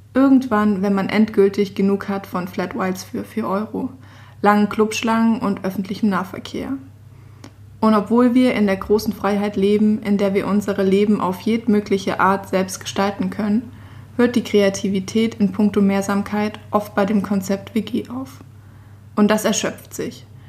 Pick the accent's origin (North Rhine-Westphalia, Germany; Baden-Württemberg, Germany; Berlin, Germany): Baden-Württemberg, Germany; Stuttgart; moved away as an adult; also born or lived in Innsbruck, Austria; in Stuttgart, meine Heimat